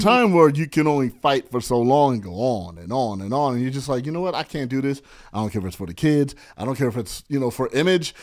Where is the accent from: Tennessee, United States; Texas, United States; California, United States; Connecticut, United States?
California, United States; San Bernardino; now in Los Angeles, United States; I grew up in San Bernardino. I'm a I E guy